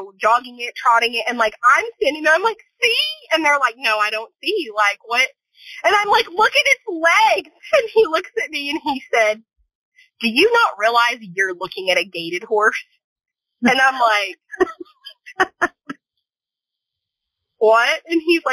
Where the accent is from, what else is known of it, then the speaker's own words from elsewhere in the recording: El Paso, Texas, United States; I grew up in El Paso, Texas